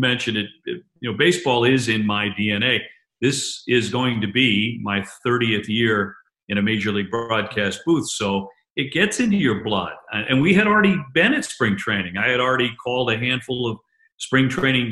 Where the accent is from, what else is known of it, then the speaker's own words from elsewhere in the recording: Quincy, Massachusetts, United States; also born or lived in Boston / New Hampshire; I was born in Boston, born in the same hospital Ted Kennedy, Senator Ted Kennedy was born in, actually, and grew up in Quincy and then the South Shore of Massachusetts.